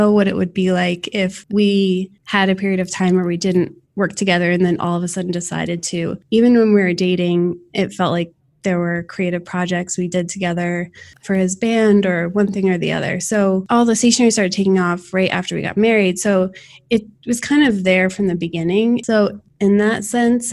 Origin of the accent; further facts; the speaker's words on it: Summit, New Jersey, United States; moved away as an adult; also born or lived in Winter Park, Florida; now in Florida, United States; I grew up in Summit, New Jersey, and moved down